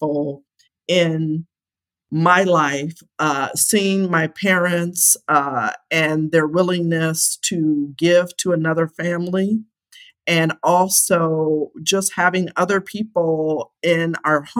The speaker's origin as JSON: {"language": "English", "town": "Akron", "region": "Ohio", "country": "United States", "tie": "born or raised there", "said": "I'm just a kid from Akron, Ohio, and I'm a very proud Buckeye. I grew up in Akron, went to Akron Public Schools"}